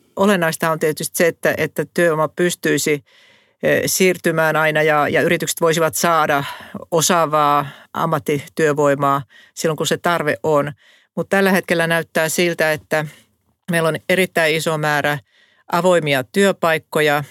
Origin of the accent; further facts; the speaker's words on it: Savo, Finland; moved away as an adult; now in Helsinki, Finland; mä oon kotoisin tuolta Savosta